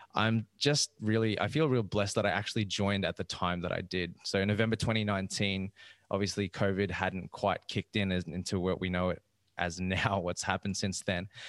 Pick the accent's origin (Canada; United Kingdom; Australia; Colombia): Australia; Rockhampton, Queensland; moved away as an adult; now in Brisbane, Australia; I actually moved down from Central Queensland. And i am from Rockhampton